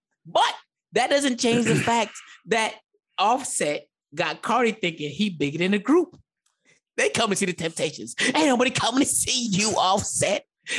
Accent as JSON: {"language": "English", "area": "the Bronx", "region": "New York", "country": "United States", "said": "I'm from the Bronx."}